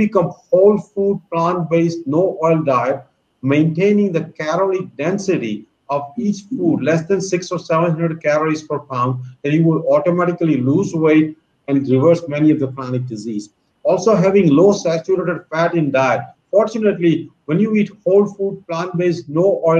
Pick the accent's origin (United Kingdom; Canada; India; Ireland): India; now in United States; when I was growing up in India